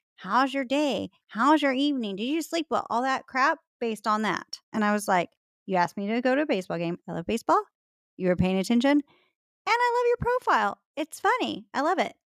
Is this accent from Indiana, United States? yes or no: no; Texas, United States; I am a Texan